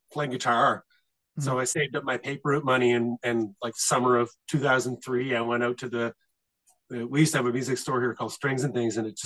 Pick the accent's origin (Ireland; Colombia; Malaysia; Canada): Canada; Nova Scotia; we're pretty much like East Coasters, like Nova Scotians